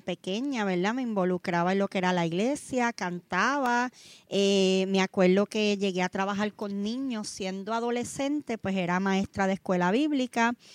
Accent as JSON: {"language": "Spanish", "town": "Vega Baja", "country": "Puerto Rico", "said": "nosotros somos de Vega Baja"}